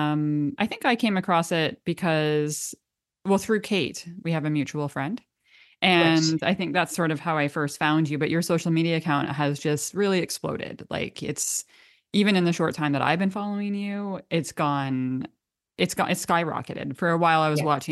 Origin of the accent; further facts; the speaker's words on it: Canada; accent: Canadian; my Canadian accent comes out a bit.